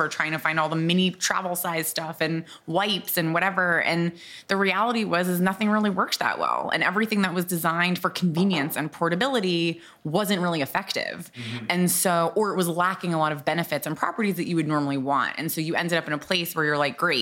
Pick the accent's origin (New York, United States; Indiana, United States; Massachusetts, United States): Massachusetts, United States; Boston; moved away as an adult; also born or lived in New Orleans; I grew up in Boston